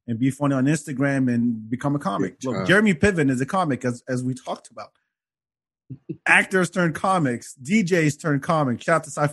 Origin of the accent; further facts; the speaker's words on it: Paris, Île-de-France, France; moved away; I grew up in Paris